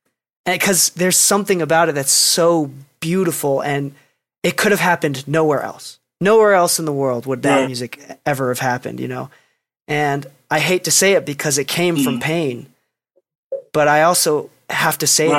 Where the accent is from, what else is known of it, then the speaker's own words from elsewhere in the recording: Chicago, Illinois, United States; I grew up in Chicago.